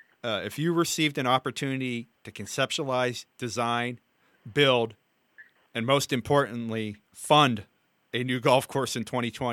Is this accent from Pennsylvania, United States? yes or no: yes; Upper St. Clair, Pennsylvania, United States; But one of the golf courses I grew up playing was in Upper St. Clair Township, Pennsylvania, a suburb of Pittsburgh.